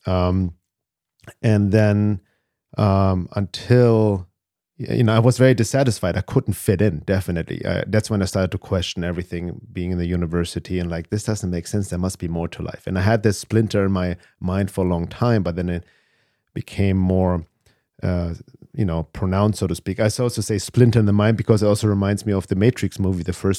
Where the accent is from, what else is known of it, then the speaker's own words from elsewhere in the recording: Germany; I was always growing up in Germany, loner, couldn't fit in, but I didn't question it.